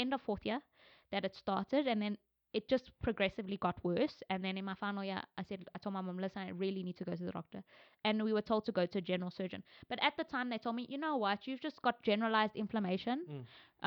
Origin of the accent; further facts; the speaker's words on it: South Africa; I'm South Indian. I don't know from where I am in India. I'm very South African